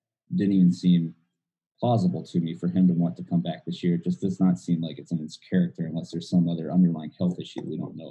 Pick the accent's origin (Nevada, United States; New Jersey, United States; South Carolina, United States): South Carolina, United States; I grew up in South Carolina